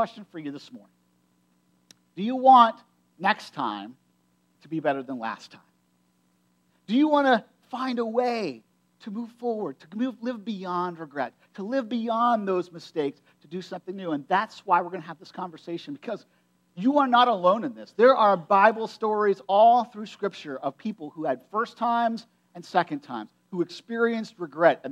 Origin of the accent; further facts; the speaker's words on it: United States; I grew up in Perry County